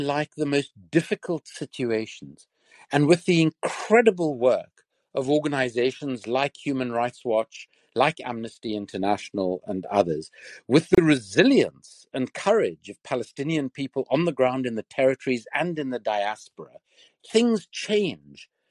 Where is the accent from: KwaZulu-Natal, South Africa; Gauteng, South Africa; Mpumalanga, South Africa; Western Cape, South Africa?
Western Cape, South Africa; Cape Town; moved away as an adult; my hometown of Cape Town